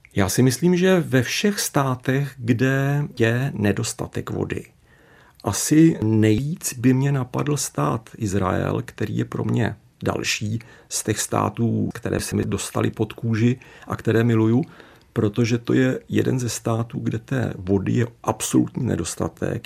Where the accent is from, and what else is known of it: Czechia